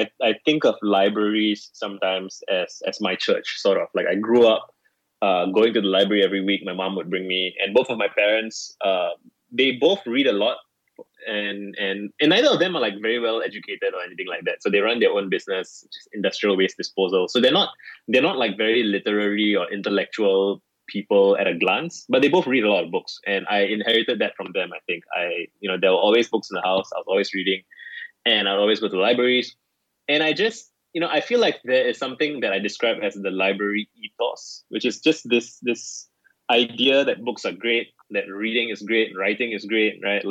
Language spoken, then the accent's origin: English; Singapore; I'm 31. I grew up in Singapore.